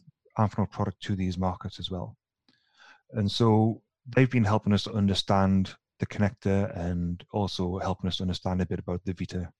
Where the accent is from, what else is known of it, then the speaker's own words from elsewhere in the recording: the north of England, United Kingdom; now in Sweden; But as soon as I start speaking to my colleagues in Ireland and Scotland, then I kind of revert to type because they are just as bad as I am from the north of England.